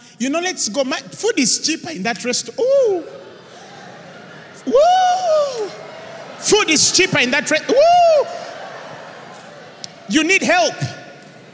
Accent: Uganda; Uganda, baby, Uganda.

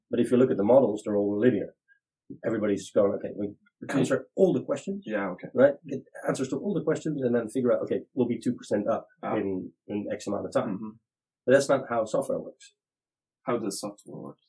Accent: Netherlands; I'm uh, 40 years old from Holland

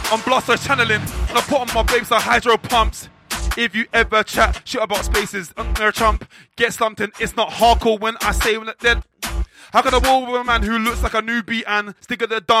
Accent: London, United Kingdom; I'm from London town specifically, that's north of the river.

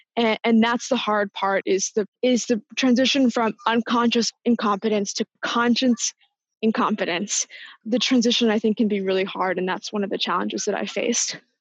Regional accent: Washington, District of Columbia, United States; moved away as an adult; also born or lived in New York; now in San Francisco, United States; I born in New York, but am from the larger Washington DC area. I moved to San Francisco about six months ago

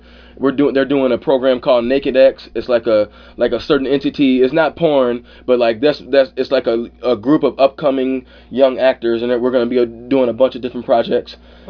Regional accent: Ann Arbor, Michigan, United States; also born or lived in Mobile, Alabama; No, I'm not from New York. I'm originally from Mobile, Alabama, but right. I grew up in Ann Arbor, Michigan, right outside Detroit.

